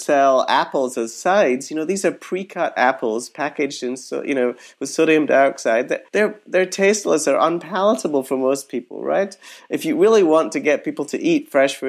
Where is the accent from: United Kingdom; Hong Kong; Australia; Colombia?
United Kingdom; moved away; I grew up in Britain.